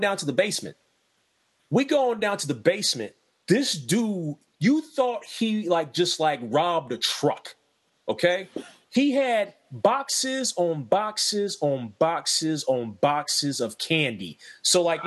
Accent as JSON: {"language": "English", "town": "Middletown", "country": "United States", "tie": "born or raised there", "said": "when I grew up in Middletown, there used to be this corner store"}